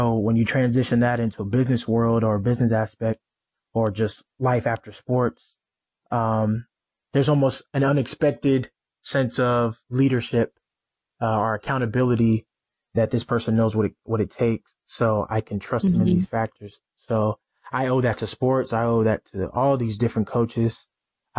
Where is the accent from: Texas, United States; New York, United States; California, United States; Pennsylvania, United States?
Texas, United States; moved away as an adult; also born or lived in Norman, Oklahoma; now in Louisville, United States; I'm from Texas. So I've been, you know, away from home for a long time